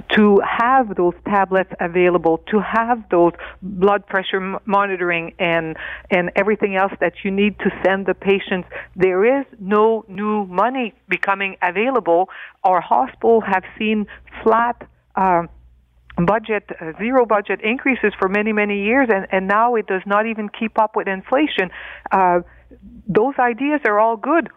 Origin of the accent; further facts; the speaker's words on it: Northern Ontario, Canada; I come from Northern Ontario